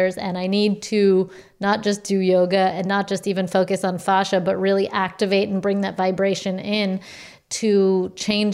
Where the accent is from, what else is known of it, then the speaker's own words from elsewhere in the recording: East Coast, United States; I'm from the East Coast Jew